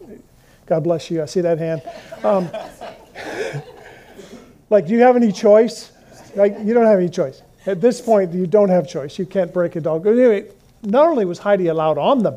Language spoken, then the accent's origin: English; Colorado, United States; I grew up in Colorado, and in Fort Collins